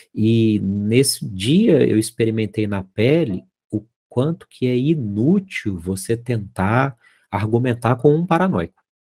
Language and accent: Portuguese; Minas Gerais, Brazil; Lá em Minas a gente chama isso de olhar de rabo de olho, sabe? Que eu sou mineiro